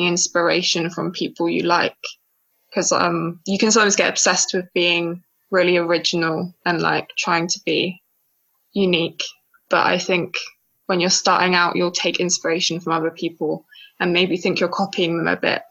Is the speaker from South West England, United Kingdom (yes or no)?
yes; Cornwall, South West England, United Kingdom; I was born and raised on Cornish sand, far away from the Mangala hills of Islamabad.